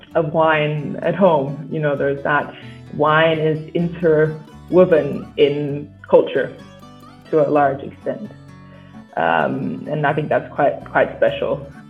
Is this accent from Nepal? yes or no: no; Vidigueira, Alentejo, Portugal; I was born in Portugal, um, in um, and I grew up here in um, in Alentejo, locally in Vidigueira, um, small small town